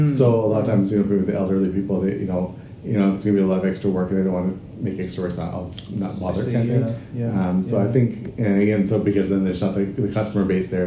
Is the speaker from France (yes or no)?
no; Canada; now in Japan; when I grew up back in Canada